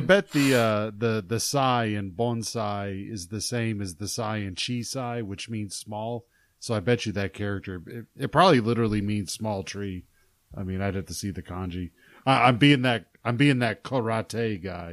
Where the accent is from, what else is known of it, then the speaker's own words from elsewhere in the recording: Arkansas, United States; I grew up in Arkansas